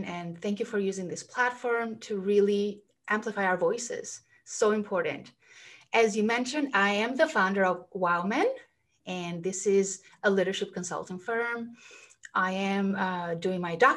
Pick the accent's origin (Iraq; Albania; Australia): Albania; moved away as an adult; now in Los Angeles, United States; So I grew up in Albania, and then I got the chance to study in the US, which is where I am right now, in Los Angeles.